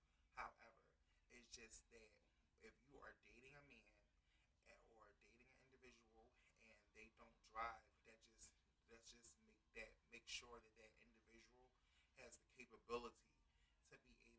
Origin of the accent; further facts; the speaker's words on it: Philadelphia, Pennsylvania, United States; I am from Philadelphia, Pennsylvania, uptown. Uptown? Uptown. I'm Mount Airy, born and raised.